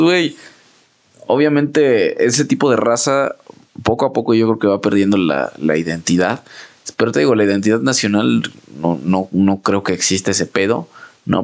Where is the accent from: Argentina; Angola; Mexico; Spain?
Mexico; como mexicano